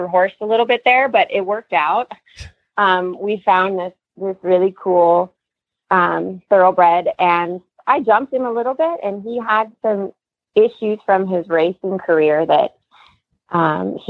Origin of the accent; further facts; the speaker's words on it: Redlands, California, United States; Yes, born and raised in Redland. So I never left home.